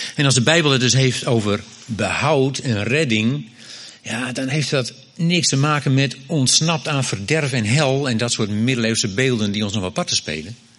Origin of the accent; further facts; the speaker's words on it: Groningen, Netherlands; ik kom uit Groningen